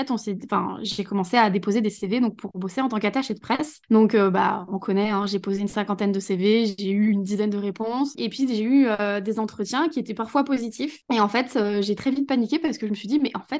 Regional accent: Saint-Etienne, Auvergne-Rhône-Alpes, France; je pouvais pas me projeter dans me lancer dans un boulot à Saint-Etienne, parce que du coup, je suis de Saint-Etienne.

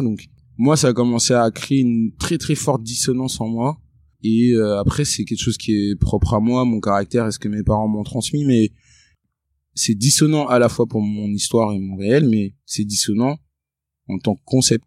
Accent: Créteil, Île-de-France, France; moved away; also born or lived in England; Je suis né à Créteil, en 94

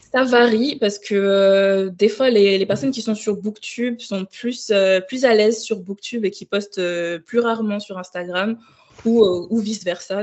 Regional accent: Ouagadougou, Centre, Burkina Faso; moved away as an adult; also born or lived in Île-de-France, France; now in Lyon, France; j'ai grandi au Burkina Faso, donc à Ouagadougou, jusqu'à mon bac. Et j'ai déménagé en France donc, en 2015.

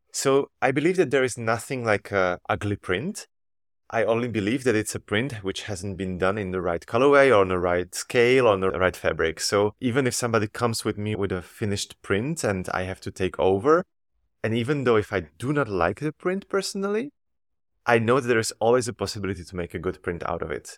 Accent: Slovakia; moved away as an adult; now in Antwerp, Belgium; I was born in Slovakia and raised, and I did all my studies in Slovakia.

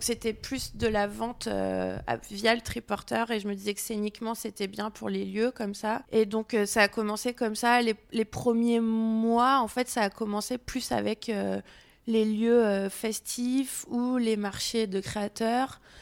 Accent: near Avignon, Provence-Alpes-Côte d'Azur, France; moved away as an adult; now in Lyon, France; je suis originaire près d'Avignon

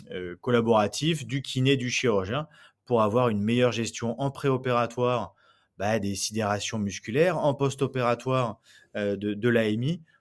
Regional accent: Nantes, Pays de la Loire, France; now in Bordeaux, France; quand je suis arrivé à Bordeaux, donc je disais, je venais de Nantes

